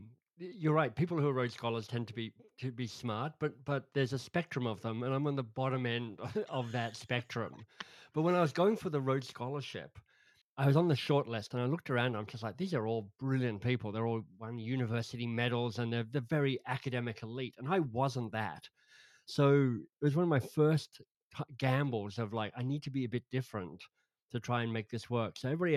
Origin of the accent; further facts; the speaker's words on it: Australia; moved away as an adult; also born or lived in England; Yeah, I'm an Aussie, but I left Australia 30 years ago now. So moved from Australia to England to study